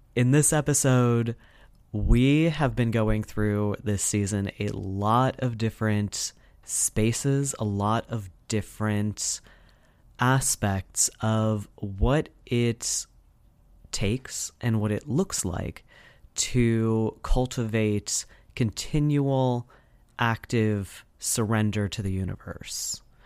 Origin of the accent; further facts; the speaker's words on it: United States; as an American